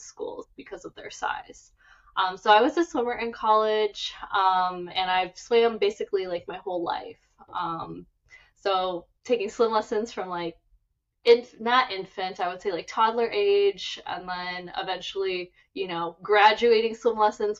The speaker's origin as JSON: {"language": "English", "region": "Minnesota", "country": "United States", "tie": "born or raised there", "moved": "as an adult", "lives_now": "Los Angeles, United States", "said": "born and raised in Minnesota"}